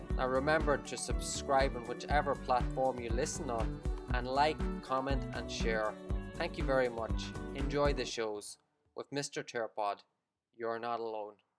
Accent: Monaghan, Ulster, Ireland; moved away as an adult; now in Vietnam; growing up in Monaghan

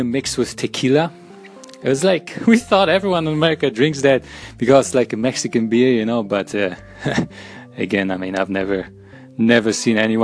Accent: Germany; moved away as an adult; also born or lived in Minnesota, United States; now in United States; I came from Germany

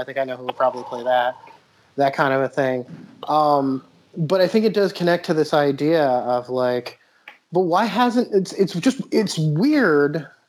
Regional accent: New Jersey, United States; accent: Jersey; And, well, I'm from all over because, like, I started in New Jersey. My Jersey accent is pretty good.

